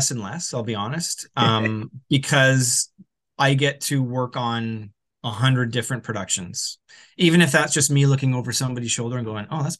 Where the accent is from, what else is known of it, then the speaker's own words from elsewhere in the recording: Edmonton, Alberta, Canada; moved away as an adult; now in Vancouver, Canada; I moved right after high school. I came from Edmonton to Vancouver right after high school.